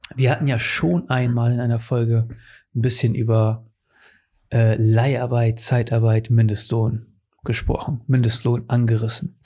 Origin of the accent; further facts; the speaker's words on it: Portugal; now in Germany; in meiner Heimat in Portugal. Seit, seitdem ich da weggezogen bin